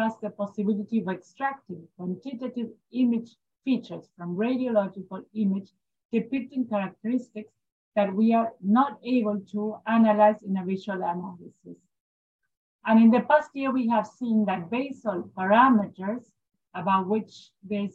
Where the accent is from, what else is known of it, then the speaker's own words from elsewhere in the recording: Buenos Aires, Argentina; I'm from Buenos Aires, Argentina. I work in Fondaleo